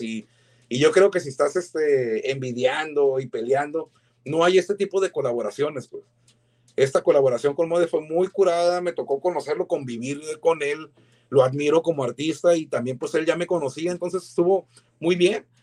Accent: Mexico; now in San Diego, United States; tenemos como chicanos, como mexicanos, binacionales

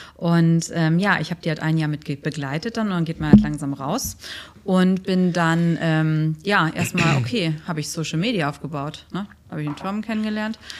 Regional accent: Germany; now in Dubai, United Arab Emirates; als Deutsche

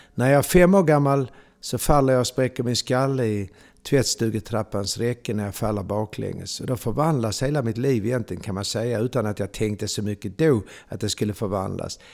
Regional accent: Malmö, Skåne, Sweden; moved away as an adult; also born or lived in Ystad / Kivik; now in Stockholm, Sweden; jag är född och uppvuxen i Malmö

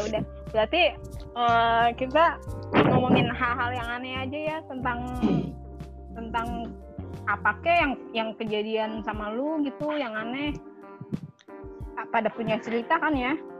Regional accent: Jakarta, Indonesia; dari Jakarta

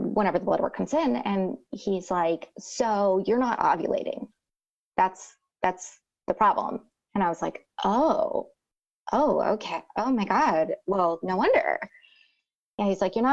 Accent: Rio Grande Valley, Texas, United States; I'm from the Rio Grande Valley

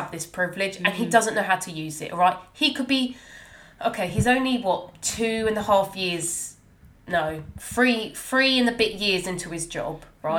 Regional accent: United Kingdom; I've got a British passport. Yeah, I was born here. I still don't see myself as like proper British. But that's because how I was brought up.

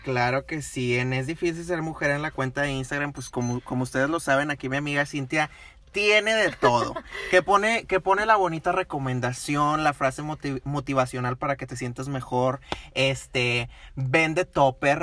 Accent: Monterrey, Nuevo León, Mexico; nosotros somos de Monterrey, Nuevo León

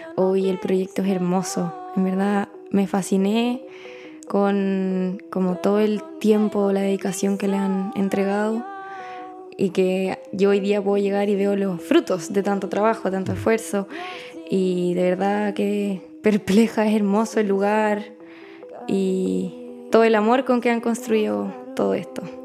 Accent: Santiago, Santiago Metropolitan Region, Chile; yo vengo de Chile, de Santiago.

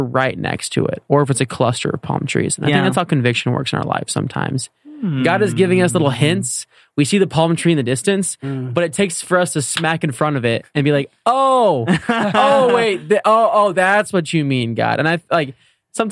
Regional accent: Oklahoma, United States; I'm from Oklahoma

